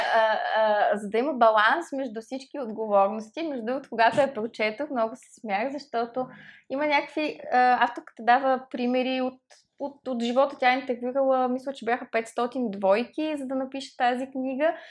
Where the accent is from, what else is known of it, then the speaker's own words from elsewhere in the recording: Plovdiv, Plovdiv Province, Bulgaria; Аз като пловдивчанка